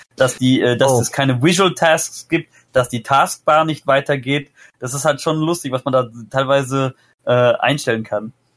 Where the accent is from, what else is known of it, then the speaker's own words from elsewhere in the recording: Hesse, Germany; Ich bin der Erste, der in Hessen geboren ist